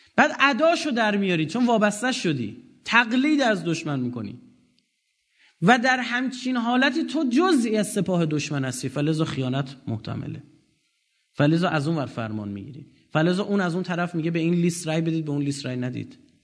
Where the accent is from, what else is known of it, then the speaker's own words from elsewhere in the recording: Iran; ما بخشی از هویت خودمون از ایرانی بودنمون گرفتیم